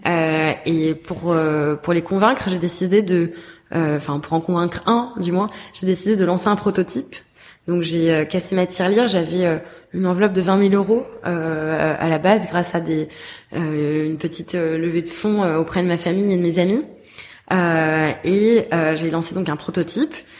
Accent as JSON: {"language": "French", "town": "Paris", "region": "Île-de-France", "country": "France", "tie": "born or raised there", "also_born_or_lived": "Bordeaux", "moved": "yes", "said": "je suis née, j'ai grandi à Paris, mais j'ai ensuite vécu dix ans à Bordeaux"}